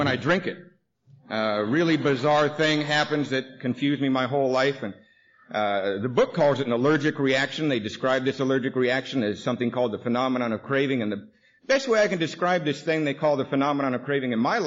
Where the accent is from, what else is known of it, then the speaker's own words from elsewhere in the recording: Seattle, Washington, United States; we lived in Seattle. Actually, I grew up in Ballard